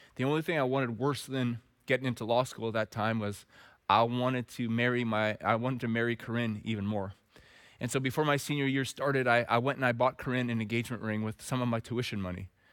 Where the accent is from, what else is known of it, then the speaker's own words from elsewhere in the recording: Red Deer, Alberta, Canada; growing up in Red Deer, Alberta